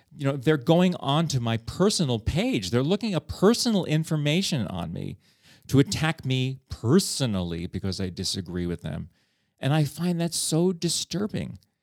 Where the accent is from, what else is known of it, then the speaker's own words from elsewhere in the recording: New York City, New York, United States; moved away as an adult; now in Prague, Czech Republic; I come from New York